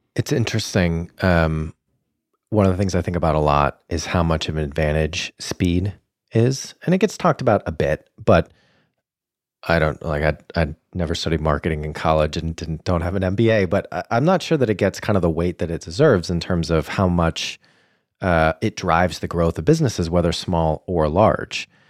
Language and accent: English; Boston, Massachusetts, United States; hailing from my hometown of Boston